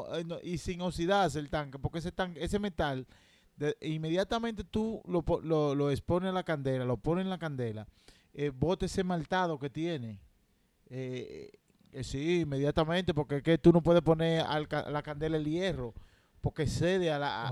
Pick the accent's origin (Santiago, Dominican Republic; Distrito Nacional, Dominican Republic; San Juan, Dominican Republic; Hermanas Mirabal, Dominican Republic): Distrito Nacional, Dominican Republic; Santo Domingo; yo nací en la maternidad de la Alta Gracia, segundo piso, en el año 1983